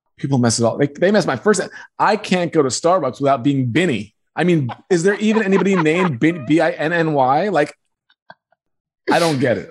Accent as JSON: {"language": "English", "town": "Roslyn", "region": "New York", "country": "United States", "tie": "born or raised there", "also_born_or_lived": "Queens, New York", "said": "And moved to Long Island, Roslyn, Long Island"}